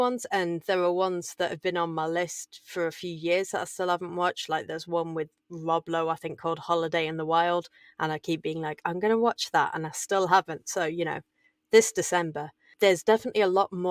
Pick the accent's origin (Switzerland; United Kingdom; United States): United Kingdom; England; I'm English